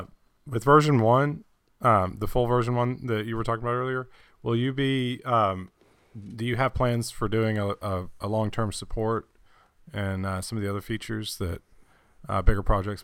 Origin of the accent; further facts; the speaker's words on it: Texas, United States; I'm from Texas.